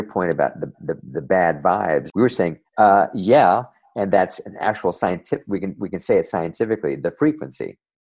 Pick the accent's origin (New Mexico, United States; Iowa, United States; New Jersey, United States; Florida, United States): New Jersey, United States; back when I was a kid growing up in New Jersey, not too far from the Hudson River